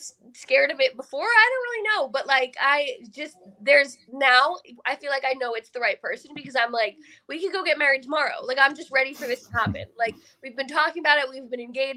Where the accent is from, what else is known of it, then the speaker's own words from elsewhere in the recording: Oak Ridge, New Jersey, United States; moved away as an adult; now in Florida, United States; I grew up in New Jersey in a small town called Oak Ridge